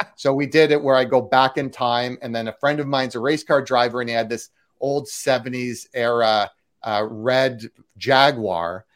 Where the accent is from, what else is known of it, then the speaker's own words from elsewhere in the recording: Canada; also born or lived in Toronto; now in Los Angeles, United States; I'm Canadian, so I was in Toronto